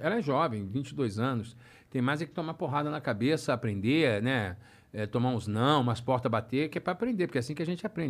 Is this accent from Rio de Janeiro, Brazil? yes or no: yes; Rio de Janeiro, Brazil; moved away as an adult; now in Orlando, United States; sou carioca do Rio de Janeiro